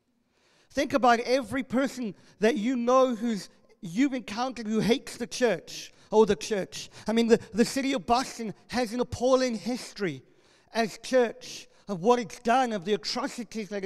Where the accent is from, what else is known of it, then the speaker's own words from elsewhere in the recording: South Africa; moved away; I grew up in South Africa, one of the most violent